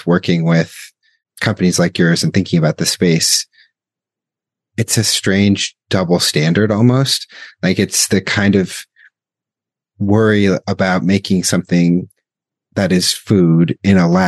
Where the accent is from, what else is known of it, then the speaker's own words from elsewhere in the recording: United States; someone like me growing up in the United States